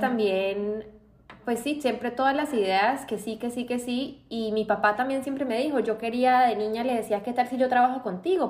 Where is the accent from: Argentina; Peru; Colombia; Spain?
Colombia; moved away as an adult; also born or lived in Boston, United States; now in Miami, United States; yo crecí en Estados Unidos hasta los nueve años más o menos. Entonces vivía acá en Miami, ya conocía. Y volvimos a Colombia, terminé el colegio allá